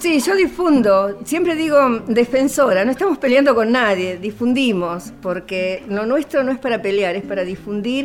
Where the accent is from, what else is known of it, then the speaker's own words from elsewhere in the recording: Buenos Aires, Argentina; also born or lived in Loreto, Santiago del Estero; yo nací en Loreto. Me he criado en Buenos Aires.